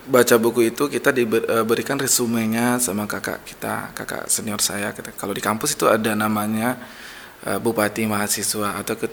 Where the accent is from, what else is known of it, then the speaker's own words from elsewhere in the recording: Kubu, Riau, Indonesia; ya kalau dari awal ya kayak ya, saya dari SD SMP SMA itu di kubu